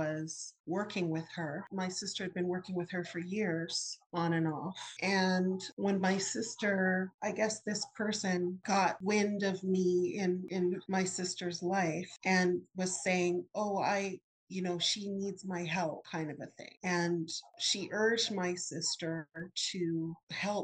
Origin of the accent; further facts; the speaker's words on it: Leduc, Alberta, Canada; moved away as an adult; also born or lived in California; now in Maryland, United States; We started out in a few small prairie towns, but the majority of the time was in a town called Leduc that's near Edmonton